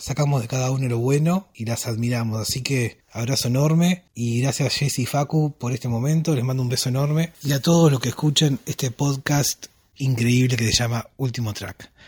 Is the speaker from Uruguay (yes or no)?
yes; Uruguay; de Uruguay